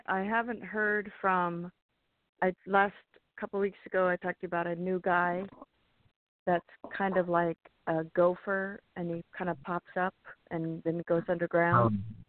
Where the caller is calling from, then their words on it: California, United States; in California.